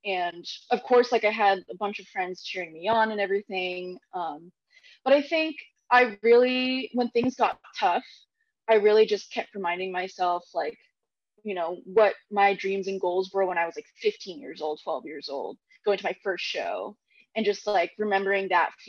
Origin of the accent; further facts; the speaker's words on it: Philippines; I think in the Filipino culture, I'm Filipino, by the way, there's a lot of karaoke